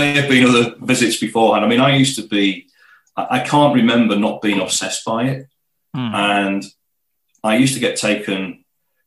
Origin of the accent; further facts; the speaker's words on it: Middlesbrough, North East England, United Kingdom; also born or lived in Teesside; I'm from Acklam in Middlesbrough originally